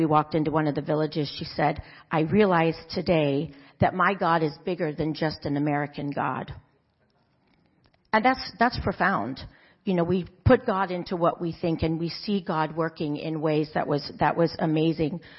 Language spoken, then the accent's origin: English; Zambia; moved away as an adult; also born or lived in Kenya; some of you know that I grew up in Africa in the countries of Zambia and Kenya. You can see on the map there. Um, my parents lived in Africa for almost 30 years, and that's where I grew up until I came back to college at Point Loma.